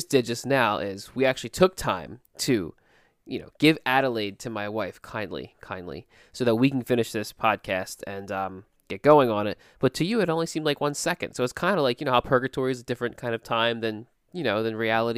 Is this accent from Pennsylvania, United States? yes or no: yes; Philadelphia, Pennsylvania, United States; accent: Philly South Jersey; I heard a Philly South Jersey accent, you know, I kind of, you know, I'm from Philly, I'm South Jersey, you know, like, you know, that kind of accent